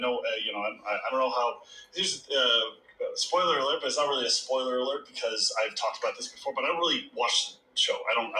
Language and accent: English; Texas, United States; now in Los Angeles, United States